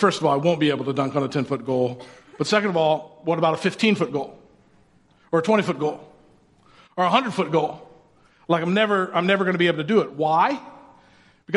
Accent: Indiana, United States; I grew up in Indiana

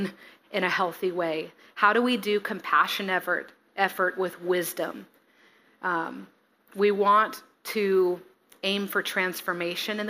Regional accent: Sequim, Washington, United States; moved away as an adult; now in Bellingham, United States; I came from Sequim, Washington, out on the peninsula. That's where my family is mostly from

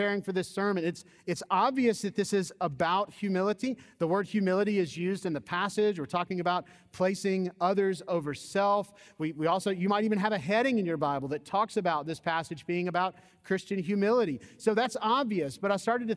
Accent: Georgia, United States; I grew up in the Deep South. I grew up in Georgia.

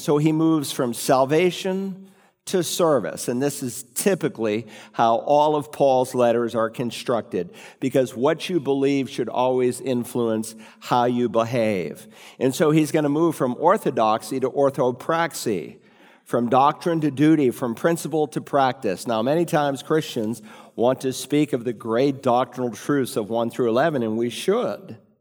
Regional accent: New England, United States; When I was growing up in New England

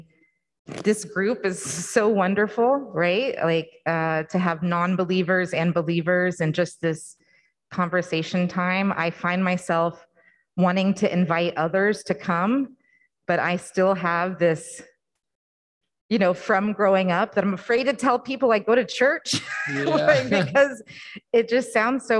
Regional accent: the Bible Belt, United States; I grew up in the Bible Belt

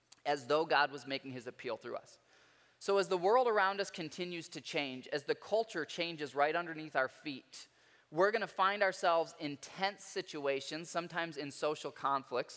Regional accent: Midwest, United States; I was raised in the Midwest

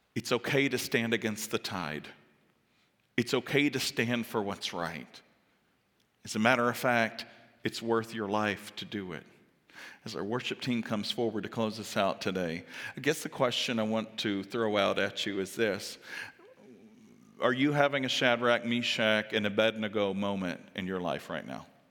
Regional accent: the South, United States; I'm from the South

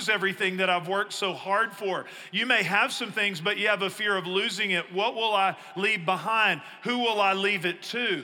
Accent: East Texas, United States; I grew up in East Texas where we had trees

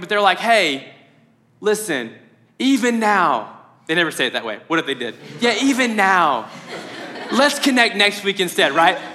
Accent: Mayfield, United States; I'm from Mayfield

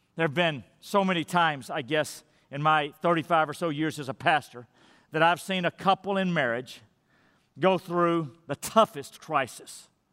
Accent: Madisonville, United States; moved away; I'm in Madisonville, my hometown

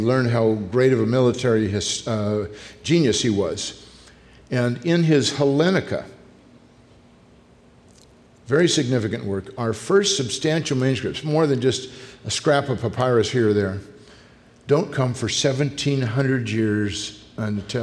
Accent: California, United States; I grew up in California

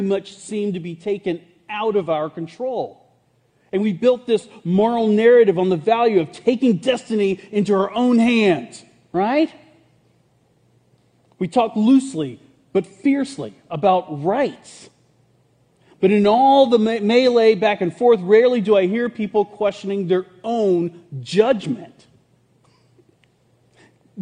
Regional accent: Burlington, North Carolina, United States; I'm from Burlington, North Carolina

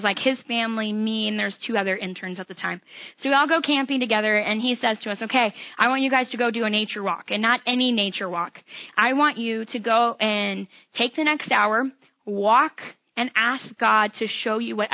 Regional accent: Iowa, United States; I grew up in Iowa, right along the Mississippi.

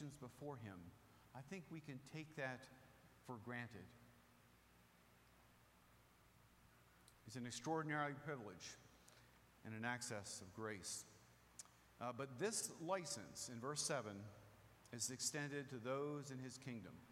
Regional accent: Rehoboth Beach, Delaware, United States; moved away; I grew up in Rehoboth Beach, Delaware

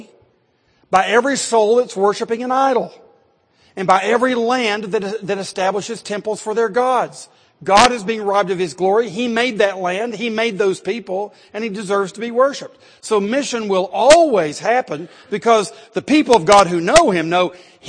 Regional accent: Athens, Tennessee, United States; I grew up in Athens, Tennessee

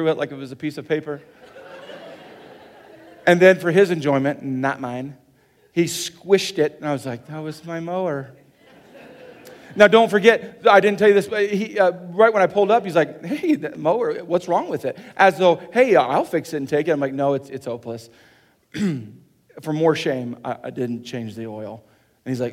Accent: Kansas, United States; now in South Dakota, United States; I'm from Kansas

